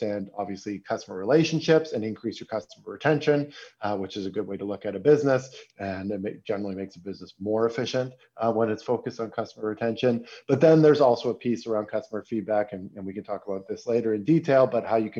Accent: Toronto, Ontario, Canada; now in Berlin, Germany; I'm a Canadian, I'm from Toronto, but I live in Berlin, Germany

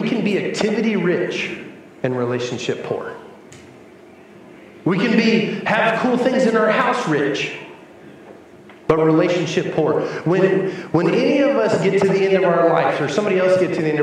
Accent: New Mexico, United States; my hometown in New Mexico

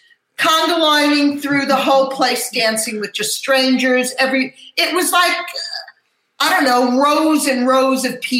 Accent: New Jersey, United States; We used to go all the time down the Jersey Shore, and I grew up in New Jersey.

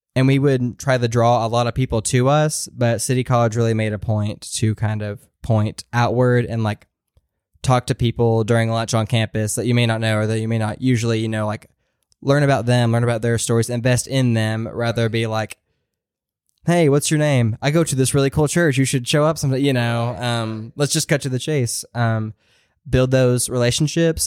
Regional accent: Maryville, Tennessee, United States; moved away as an adult; I grew up in Maryville, like, which is around the Knoxville area

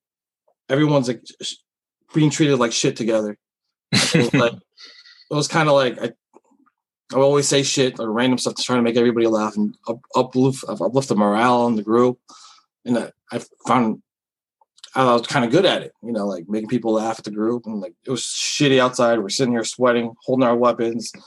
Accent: Virginia Beach, Virginia, United States; also born or lived in New York; originally I was from New York, moved here when I was really young because my family's here because divorce, whatnot. And in Virginia Beach, I love it here. Good people here. People can say all the shit they want, but it's a good place to grow up

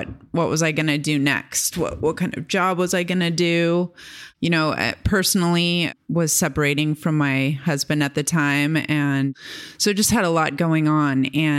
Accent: California, United States; I grew up in camping in the Sierras and, you know, hiked the John Muir Trail with my family when I was 16 and grew up in, you know, going to Bishop, California with streams running through the properties

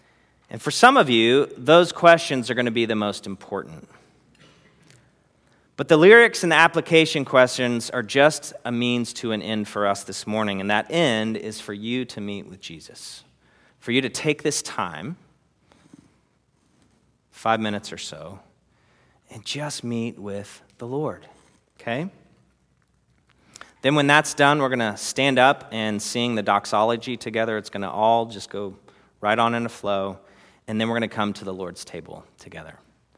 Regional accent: Texas, United States; And I'm a Texan and I have what it takes.

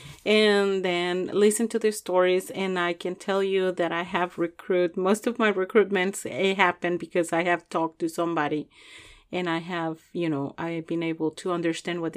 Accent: Chihuahua, Mexico; moved away as an adult; also born or lived in Juarez, Mexico; now in Louisville, United States; I am from Mexico, and specifically from Chihuahua. I was raised there in Chihuahua, Chihuahua.

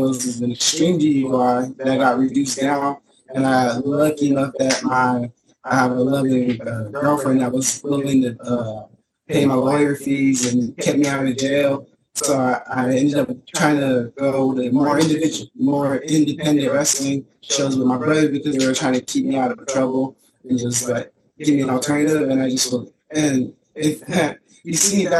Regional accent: Phoenix, Arizona, United States; I'm born and raised in Phoenix, Arizona

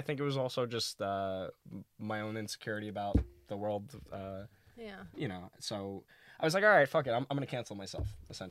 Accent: New York City, New York, United States; Brooklyn baby

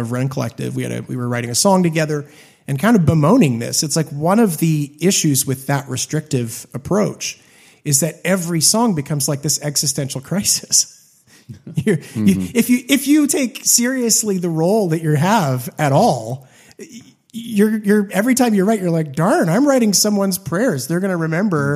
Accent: Hamilton, Ontario, Canada; growing up in Hamilton, Canada

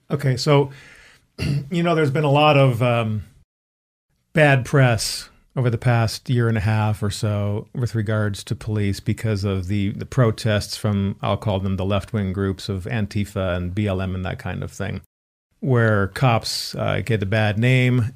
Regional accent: Chicago, Illinois, United States; we grew up in the Chicago area

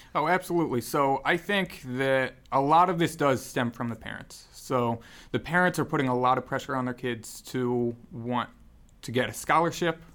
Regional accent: Newtown, Connecticut, United States; moved away; I grew up in Newtown, Connecticut

